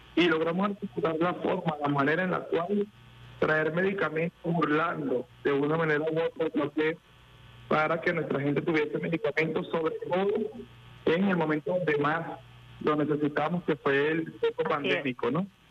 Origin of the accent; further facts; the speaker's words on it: Venezuela; tenemos como pueblo venezolano